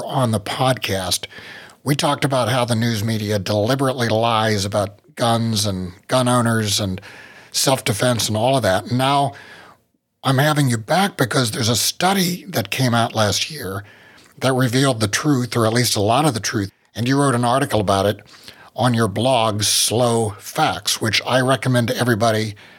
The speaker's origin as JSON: {"language": "English", "region": "West Virginia", "country": "United States", "tie": "born or raised there", "said": "I'm from West Virginia, and everywhere you live in West Virginia, pretty much, it's near water. So growing up, it was just a lot of my memories are floods."}